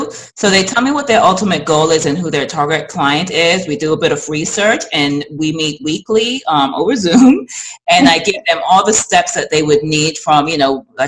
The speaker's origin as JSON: {"language": "English", "region": "England", "country": "United Kingdom", "tie": "born or raised there", "also_born_or_lived": "New York", "moved": "yes", "lives_now": "United States", "said": "I'm from England originally. I was born in England"}